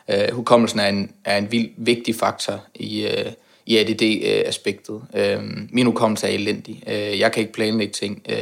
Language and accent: Danish; Aarhus, Central Denmark Region, Denmark; now in Copenhagen, Denmark; Øh, jeg har boet i København i to og et halvt år. Jeg kommer oprindeligt fra Jylland, Aarhus for at være nærmere sagt.